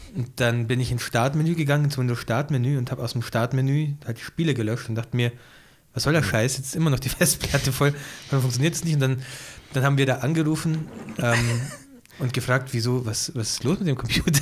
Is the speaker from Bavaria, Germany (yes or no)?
yes; Ingolstadt, Bavaria, Germany; moved away; Bei uns gibt es den PC-Spezialist auch nicht mehr in Ingolstadt